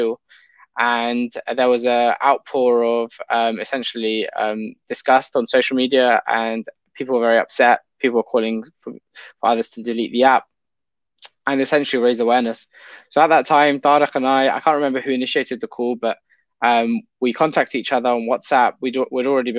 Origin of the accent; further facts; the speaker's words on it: London, United Kingdom; I've grown up in the UK, United Kingdom. I'm in London pretty much for my whole life since I was born.